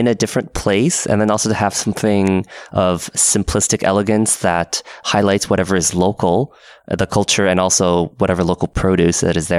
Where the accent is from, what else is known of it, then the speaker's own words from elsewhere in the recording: Portland, Oregon, United States; now in Seattle, United States; Being up in Seattle and also growing up in Portland, there is a lot of good coffee.